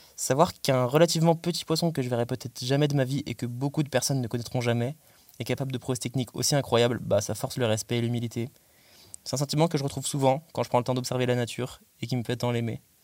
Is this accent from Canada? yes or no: no; Belle-Île-en-Mer, Brittany, France; moved away; J'ai grandi à Belle-Île-en-Mer, en Bretagne